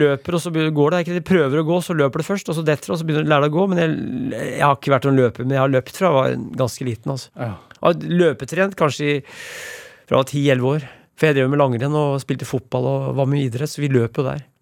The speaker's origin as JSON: {"language": "Norwegian", "town": "Brumunddal", "region": "Innlandet", "country": "Norway", "tie": "born or raised there", "said": "Brumunddal, der jeg vokste opp"}